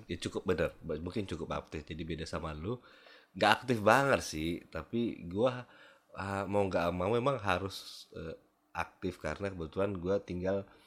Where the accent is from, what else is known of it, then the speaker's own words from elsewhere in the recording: Medan, North Sumatra, Indonesia; gue nih lahir besar di Medan